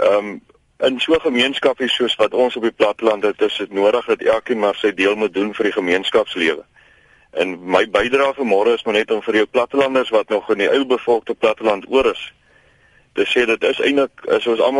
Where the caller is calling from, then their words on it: South Africa; van Riebron, is hier op die groot vlakte tussen Bouverwesing, Willem